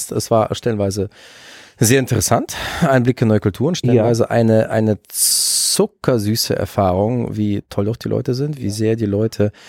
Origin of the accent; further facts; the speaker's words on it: Baden-Württemberg, Germany; Nein, ich komme aus den ehemaligen Vorderlanden, die Stadt heißt Fr